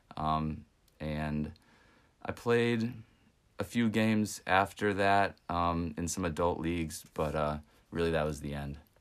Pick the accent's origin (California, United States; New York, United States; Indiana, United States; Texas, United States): Texas, United States; West; where I grew up in West Texas